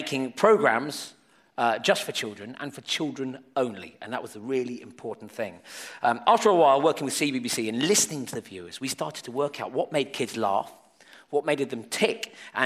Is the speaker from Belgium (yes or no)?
no; Exeter, South West England, United Kingdom; my hometown is Exeter